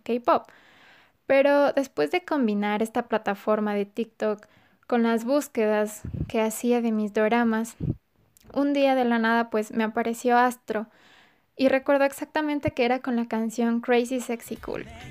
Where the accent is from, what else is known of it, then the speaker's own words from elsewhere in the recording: Ecuador; soy de Ecuador.